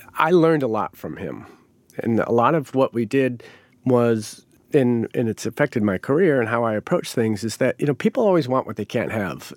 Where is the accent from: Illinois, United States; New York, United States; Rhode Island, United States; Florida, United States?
Rhode Island, United States; moved away as an adult; also born or lived in Chanhassen, Minnesota; Growing up in Rhode Island, there was a lot of Italians there